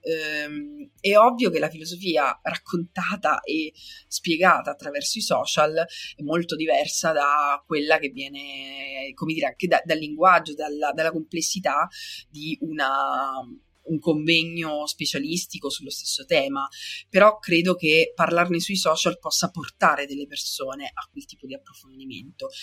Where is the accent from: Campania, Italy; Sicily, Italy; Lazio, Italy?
Sicily, Italy; io sono siciliana